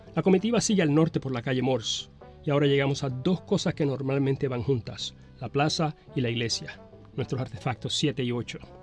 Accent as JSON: {"language": "Spanish", "town": "Arroyo", "country": "Puerto Rico", "said": "vengo del pueblo de Arroyo"}